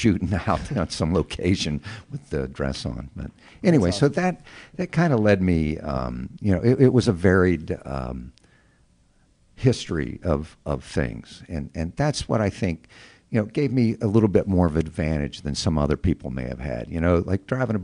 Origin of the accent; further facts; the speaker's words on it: West Virginia, United States; moved away; also born or lived in Chicago; I grew up in West Virginia